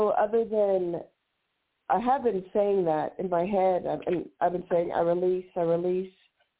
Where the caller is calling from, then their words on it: New Mexico, United States; New Mexico.